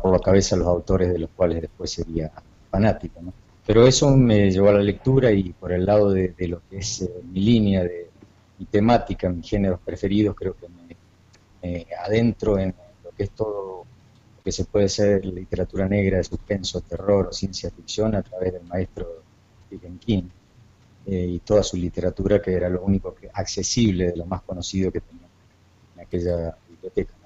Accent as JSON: {"language": "Spanish", "town": "Jaime Prat", "region": "Mendoza", "country": "Argentina", "tie": "born or raised there", "also_born_or_lived": "Córdoba, Argentina / Paraná, Entre Ríos, Argentina / Aruba", "moved": "as an adult", "lives_now": "Miami, United States", "said": "escrito desde chiquito, desde adolescente, allá en mi pueblito rural de Jaime Prat, en, en el sur de Mendoza"}